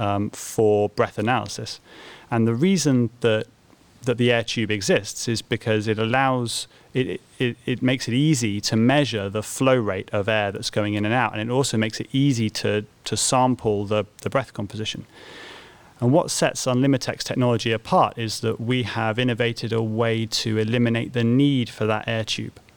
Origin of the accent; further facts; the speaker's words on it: Bristol, South West England, United Kingdom; moved away as an adult; also born or lived in Cambridge; I was born in Bristol